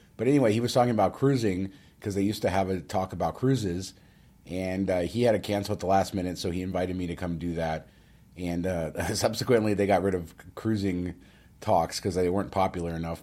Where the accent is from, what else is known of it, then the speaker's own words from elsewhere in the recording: Las Vegas, Nevada, United States; I grew up in Las Vegas